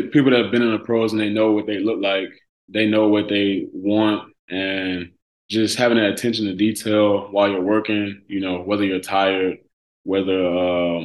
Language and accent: English; Birmingham, Alabama, United States; moved away as an adult; also born or lived in Huntsville, Alabama; when I moved back to Birmingham from Huntsville